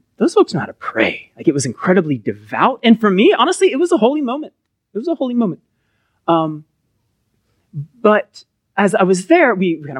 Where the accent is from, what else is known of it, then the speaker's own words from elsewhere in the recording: Collin County, Texas, United States; I grew up in Collin County